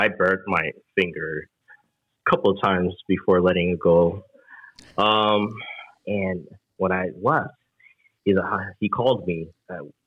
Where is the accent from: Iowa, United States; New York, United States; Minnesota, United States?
New York, United States; We're from New Yorker, man. We're from New York.